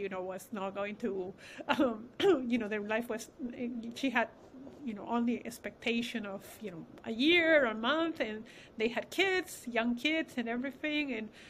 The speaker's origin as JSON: {"language": "English", "country": "Peru", "moved": "yes", "said": "We have Hispanic background. I come from Peru"}